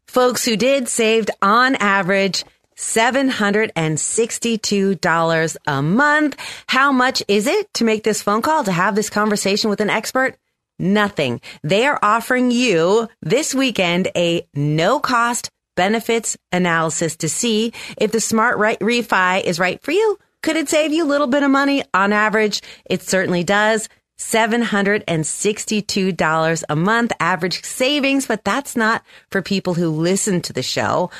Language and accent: English; San Francisco, California, United States; a station in my hometown where I grew up, K S F O five sixty A M